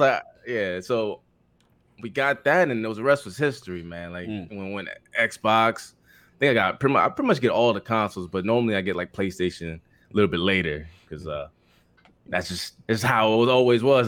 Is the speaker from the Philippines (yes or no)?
yes; Philippines; English is a second language; moved away; I was born overseas in the Philippines